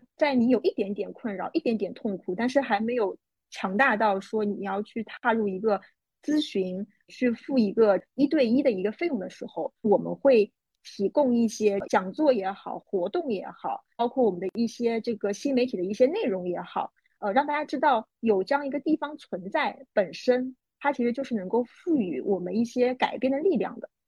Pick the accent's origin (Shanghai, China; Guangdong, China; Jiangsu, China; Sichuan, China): Shanghai, China; 因为我是上海人